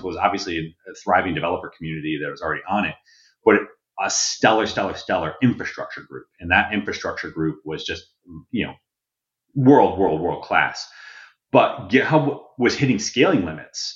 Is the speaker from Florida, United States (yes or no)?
no; Connecticut, United States; I grew up in Connecticut, in farm country Connecticut.